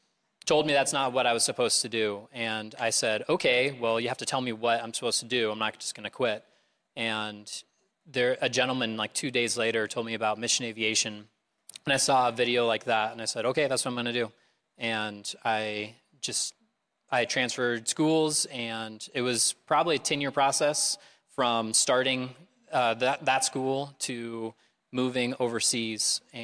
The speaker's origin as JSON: {"language": "English", "town": "North Liberty", "region": "Iowa", "country": "United States", "tie": "born or raised there", "moved": "as an adult", "lives_now": "Indonesia", "said": "So we're actually from Iowa City area. I was raised in North Liberty, and we lived for quite a while before I moved off to college near the Greencastle Airport. So this is home for us."}